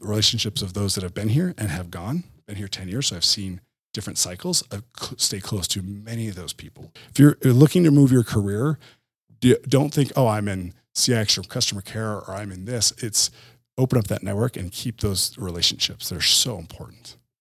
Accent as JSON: {"language": "English", "region": "New Jersey", "country": "United States", "tie": "born or raised there", "also_born_or_lived": "Utah", "moved": "as an adult", "said": "born and raised in Jersey, like you said, but then moved to, um, Utah"}